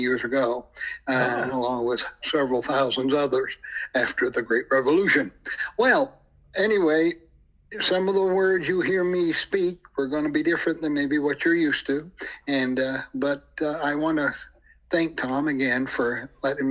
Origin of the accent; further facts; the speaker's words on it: St. Stephen, New Brunswick, Canada; also born or lived in Deer Island, New Brunswick; I was born in St. Stephen, New Brunswick.